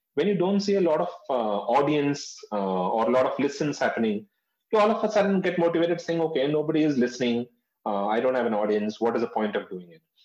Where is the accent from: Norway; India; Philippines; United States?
India; North India; I've been born and brought up in North India